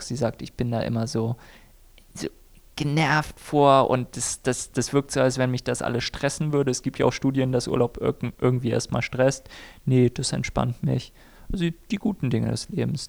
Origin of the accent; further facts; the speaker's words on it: Germany; ich bin weiß, komme aus einer guten Mittelschicht und bin Deutscher